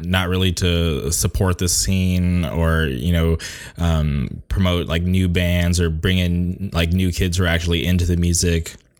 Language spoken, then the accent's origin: English; Southern California, United States; I'm from Southern California